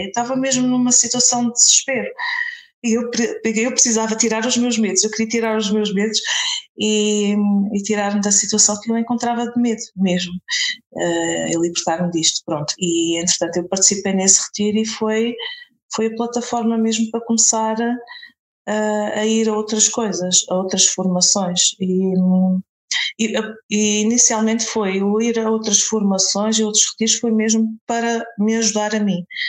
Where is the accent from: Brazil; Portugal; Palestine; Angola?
Portugal; a village near Castelo Branco, Centro; eu sou de Castelo Branco, uh, não sou de Castelo Branco, sou de uma aldeia é perto, mas pronto, a cidade onde vivo é em Castelo Branco